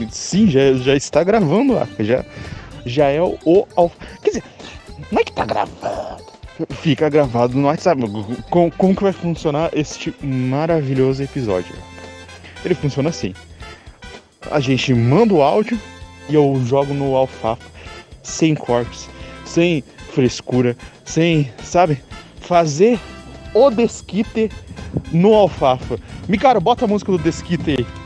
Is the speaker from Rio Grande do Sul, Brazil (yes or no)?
no; Curitiba, Paraná, Brazil; Minha horta! Olha só como eu sou curitibano, cara.